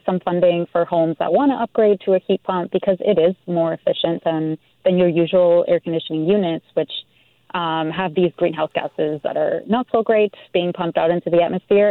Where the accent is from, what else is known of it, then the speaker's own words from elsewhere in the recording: Mendoza, Argentina; now in Vancouver, Canada; I grew up in Mendoza, Argentina, and it's a desert.